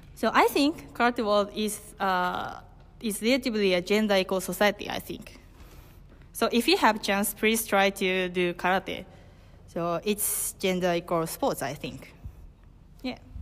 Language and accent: English; Hokkaido, Japan; English is a second language; I'm from Hokkaido, Japan